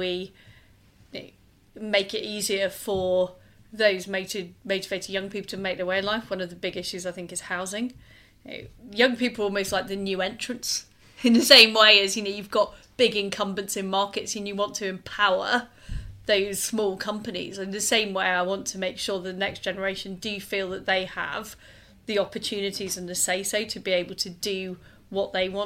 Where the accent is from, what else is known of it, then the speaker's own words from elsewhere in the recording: Leeds, Yorkshire and the Humber, United Kingdom; moved away as an adult; now in London, United Kingdom; I grew up in Leeds. I moved to London in the 1990s.